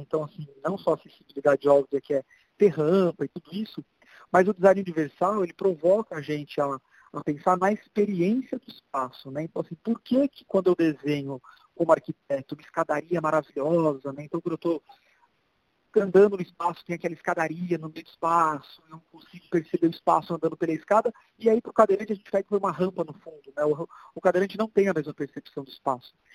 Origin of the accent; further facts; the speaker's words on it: Brazil; Antes de ser brasileiro